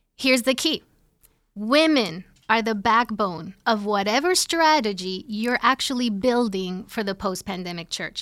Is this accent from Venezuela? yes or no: no; Puerto Rico; moved away as an adult; now in New Jersey, United States; I'm originally from Puerto Rico